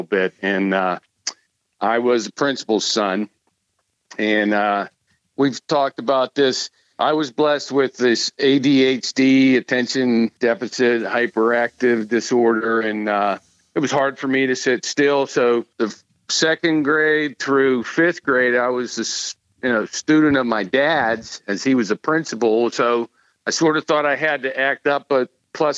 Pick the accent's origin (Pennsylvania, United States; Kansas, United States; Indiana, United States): Pennsylvania, United States; Butler; also born or lived in Hampton, Pennsylvania; I grew up in Western Pennsylvania, and most of my years were outside of Pittsburgh